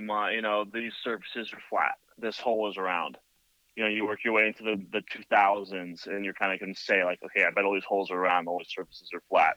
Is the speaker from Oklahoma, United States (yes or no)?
no; Hayward, California, United States; now in Santa Cruz, United States; I grew up in like Hayward area